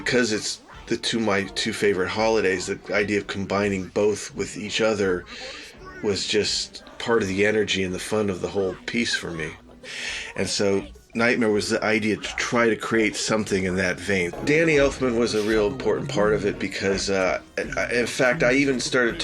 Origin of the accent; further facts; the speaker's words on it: Burbank, California, United States; Growing up in Burbank